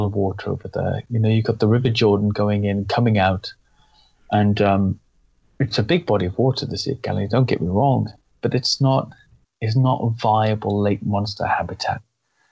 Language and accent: English; Wales, United Kingdom; now in England, United Kingdom; being from an Irish and English background and growing up in Wales